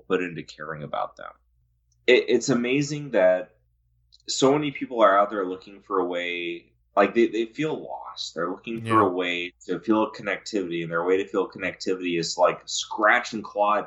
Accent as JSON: {"language": "English", "region": "California", "country": "United States", "tie": "born or raised there", "also_born_or_lived": "Tehachapi / Lancaster", "said": "I'm from California"}